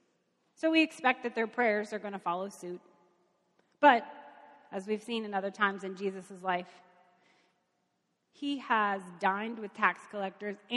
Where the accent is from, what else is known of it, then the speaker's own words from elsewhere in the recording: Kentucky, United States; I'm from Kentucky.